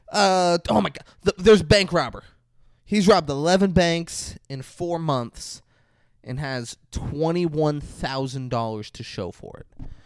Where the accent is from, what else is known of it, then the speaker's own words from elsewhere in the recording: Palm Beach Gardens, Florida, United States; Oh, Palm Beach Gardens